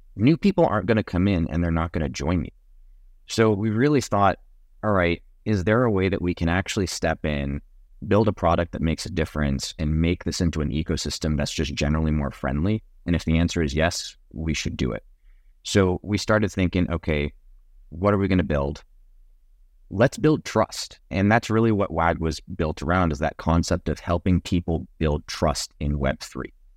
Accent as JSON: {"language": "English", "country": "Jamaica", "moved": "yes", "lives_now": "Dallas, United States", "said": "I'm from Jamaica, so I'm a Texan, but I'm not, like, not only Texan."}